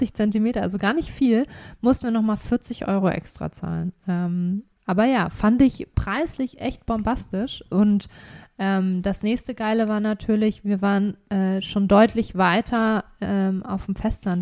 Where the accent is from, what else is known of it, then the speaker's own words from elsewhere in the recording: Germany; bei uns in Deutschland